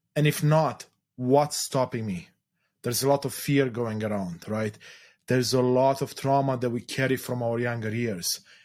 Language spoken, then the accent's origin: English; Romania; moved away; I was born in Eastern Europe, in Romania specifically during the communist era